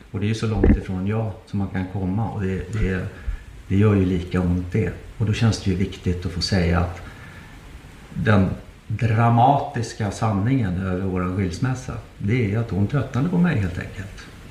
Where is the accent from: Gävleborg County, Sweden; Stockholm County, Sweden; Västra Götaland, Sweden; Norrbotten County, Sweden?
Stockholm County, Sweden; Nacka; i Nacka där, där jag är uppvuxen